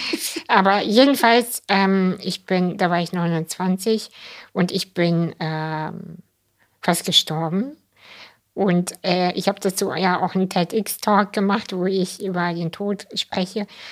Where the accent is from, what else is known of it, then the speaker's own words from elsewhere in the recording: Kazakhstan; moved away; ich bin ja in Kasachstan geboren